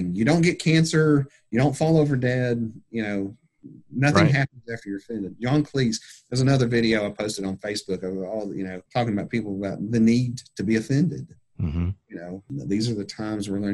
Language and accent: English; United States; I'm a good old American mutt